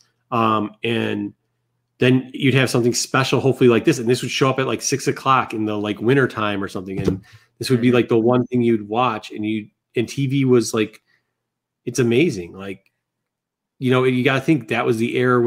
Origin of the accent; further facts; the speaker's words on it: Midwest, United States; I grew up in the Midwest, and I grew up by a big city.